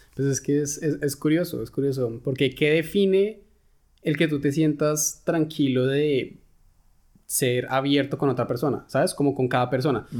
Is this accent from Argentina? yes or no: no; Colombia; moved away as an adult; now in Germany; lo que yo he vivido, lo que se puede vivir en, Colombia